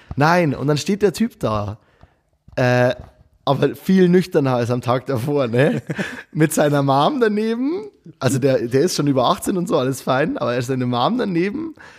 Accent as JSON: {"language": "German", "area": "Abensberg", "region": "Bavaria", "country": "Germany", "tie": "born or raised there", "accent": "Bavarian", "said": "ein Bier aus meiner Heimat. Äh, es heißt Kuchelba Kuchelbauer ähm, und es ist eine ganz geile Brauerei aus Abensberg"}